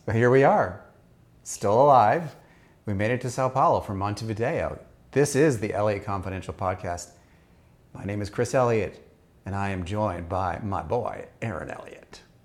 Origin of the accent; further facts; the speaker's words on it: Austria; moved away; I grew up in Austria